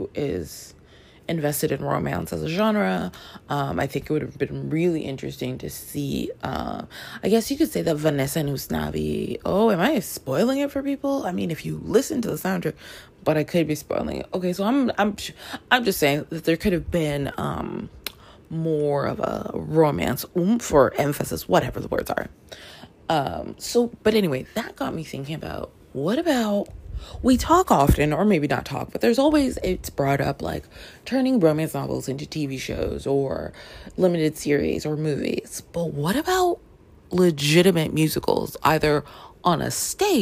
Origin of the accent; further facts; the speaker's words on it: Canada; moved away; also born or lived in Washington Heights, New York, United States; I grew up in Canada